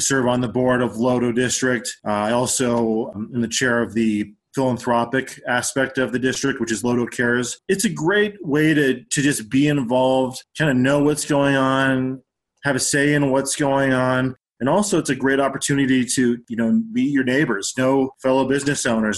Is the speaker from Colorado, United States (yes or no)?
yes; Denver, Colorado, United States; also born or lived in Aurora, Colorado / Genesee, Colorado / Durango, Colorado; We lived in Aurora until I was about five, and then we moved to Genesee